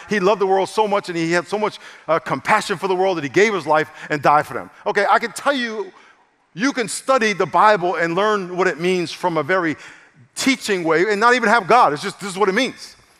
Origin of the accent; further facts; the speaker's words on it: New York, United States; now in San Diego, United States; I'm from New York, so I just got a whole different way of rolling like